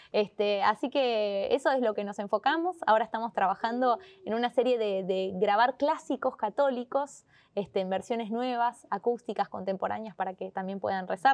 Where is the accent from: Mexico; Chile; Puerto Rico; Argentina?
Argentina; los dos somos argentinos